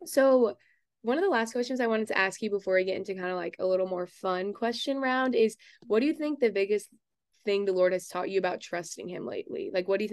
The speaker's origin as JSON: {"language": "English", "region": "Texas", "country": "United States", "said": "since I'm from Texas"}